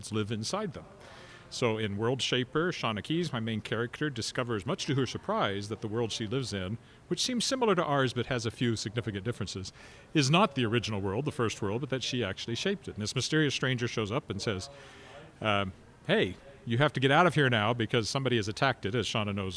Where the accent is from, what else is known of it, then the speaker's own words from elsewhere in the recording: Weyburn, Saskatchewan, Canada; now in Regina, Canada; I never had something like that growing up in Weyburn